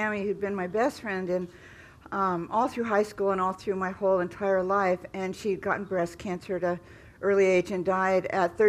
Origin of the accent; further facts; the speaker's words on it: California, United States; I grew up in California